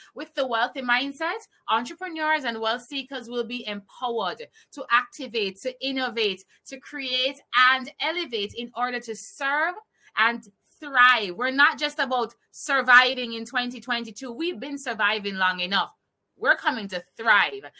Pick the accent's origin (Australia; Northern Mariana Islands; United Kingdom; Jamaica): Jamaica; I'm from Jamaica